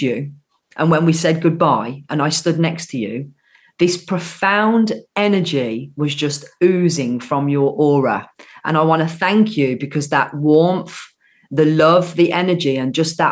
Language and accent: English; Birmingham, West Midlands, United Kingdom; accent: Brummie; I'm from Birmingham through and through. So where you met me, which we were at the show, I live literally 10 minutes down the road. That's where I've grew up